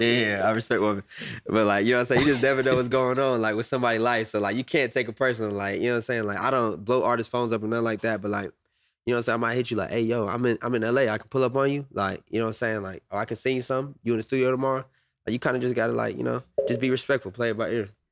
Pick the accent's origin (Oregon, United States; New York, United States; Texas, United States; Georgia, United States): Georgia, United States; Atlanta; I'm from Atlanta